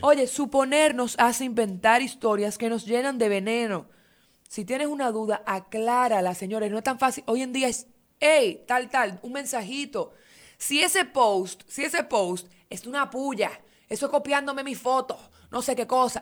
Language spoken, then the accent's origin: Spanish; Dominican Republic; nosotros dominicanos que no crecimos con esto